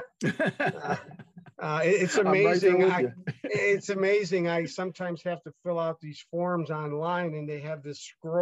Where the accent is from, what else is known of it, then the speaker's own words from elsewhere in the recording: Chicago, Illinois, United States; I was born and raised Catholic in Chicago